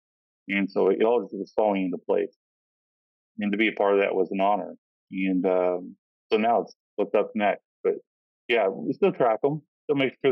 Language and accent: English; Kentucky, United States; I'm originally from Kentucky